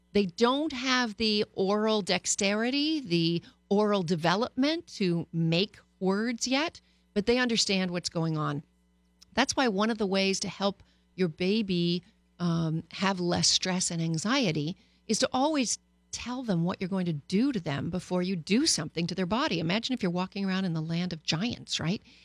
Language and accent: English; Canada; moved away; also born or lived in Paris, France; I was born and bred in Canada